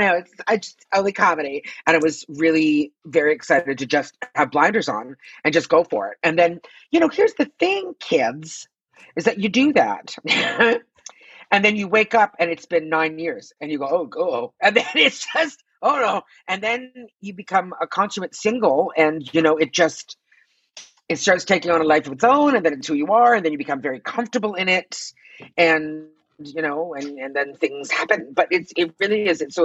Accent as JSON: {"language": "English", "town": "Toronto", "region": "Ontario", "country": "Canada", "also_born_or_lived": "Quebec", "moved": "as an adult", "lives_now": "Los Angeles, United States", "said": "As you said, I'm Canadian. I'm from Toronto."}